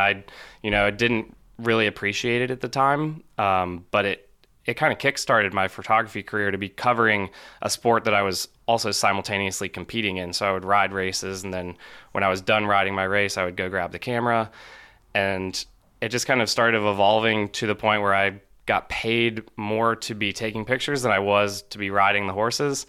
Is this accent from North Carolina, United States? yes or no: yes; Charlotte, North Carolina, United States; I grew up in Charlotte, North Carolina